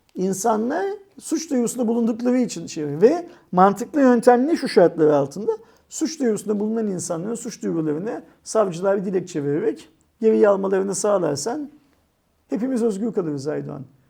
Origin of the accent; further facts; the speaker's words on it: Istanbul, Turkey; Sultanahmet, Sirkeci, Eminönü, Aksaray yerler. falan gibi benim doğup büyüdüğüm yerler olduğu için burası